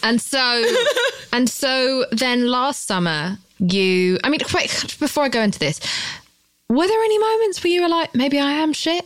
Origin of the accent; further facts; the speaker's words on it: United Kingdom; I'm British